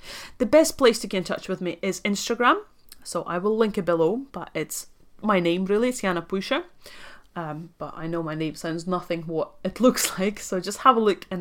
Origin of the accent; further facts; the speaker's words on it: Latvia; accent: Scottish; English is a second language; moved away as an adult; also born or lived in Dundee, Scotland / Aberdeen, Scotland; now in London, United Kingdom; I'm actually from Latvia, so I was born and raised in Latvia. I moved to UK when I was 19 to go to university